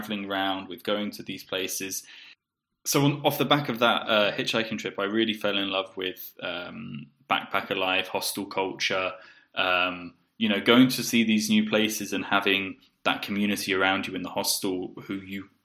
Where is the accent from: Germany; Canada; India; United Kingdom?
United Kingdom; South East England; moved away as an adult; also born or lived in Poland / Bulgaria / Colombia; I grew up in the southeast of England, but I moved out maybe 10 years ago and have lived in Poland, Bulgaria, Colombia.